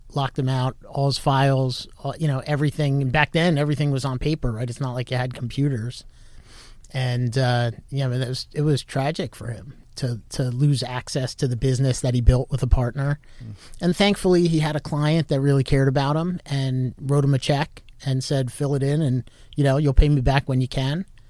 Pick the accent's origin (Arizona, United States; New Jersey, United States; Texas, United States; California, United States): New Jersey, United States; Westfield; moved away as an adult; also born or lived in New York; now in Florida, United States; I grew up in North Jersey, uh, town called Westfield, so about a half hour from Manhattan